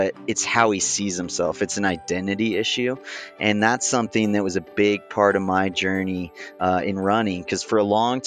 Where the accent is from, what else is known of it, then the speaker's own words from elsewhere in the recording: Big Bear Lake, California, United States; I grew up in Big Bear Lake in Southern California